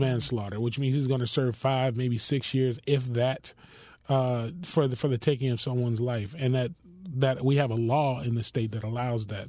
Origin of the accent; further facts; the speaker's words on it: Miami, Florida, United States; also born or lived in Philadelphia; I was born in Philadelphia, but raised here in Miami in a community called Richmond Heights